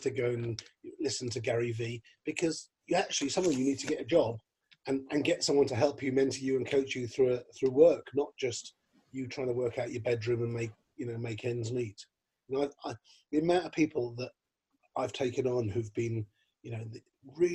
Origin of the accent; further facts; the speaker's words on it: London, United Kingdom; I'm from London